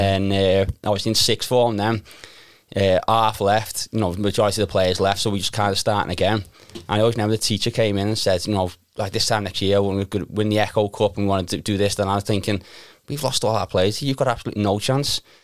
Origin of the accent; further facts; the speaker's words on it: Liverpool, North West England, United Kingdom; I grew up in Crocky Park